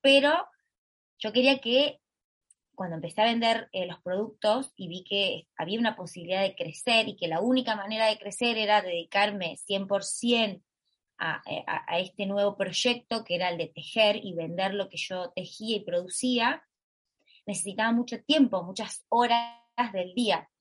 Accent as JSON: {"language": "Spanish", "town": "Totoras", "region": "Santa Fe", "country": "Argentina", "said": "Y soy de Argentina, vivo en un pueblo, un pueblito de Argentina que lo llamamos graciosamente en redes sociales Totolandia, pero en realidad se llama Totoras"}